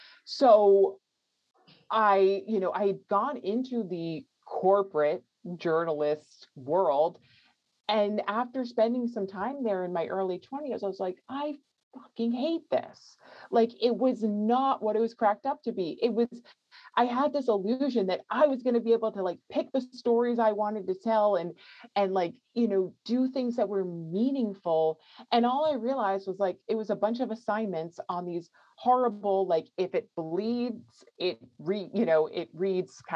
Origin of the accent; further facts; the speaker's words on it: New York, United States; moved away as an adult; now in California, United States; I grew up in New York and I was living in New York City